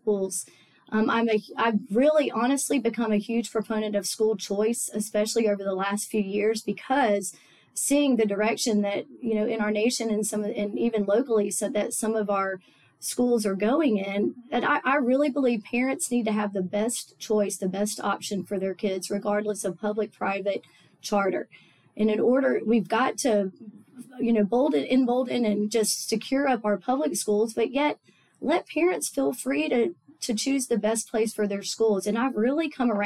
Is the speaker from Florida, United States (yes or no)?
yes; Tallahassee, Florida, United States; also born or lived in Auburn, Alabama / Augusta, Georgia; I grew up in Tallahassee. We moved here when I was 3 months old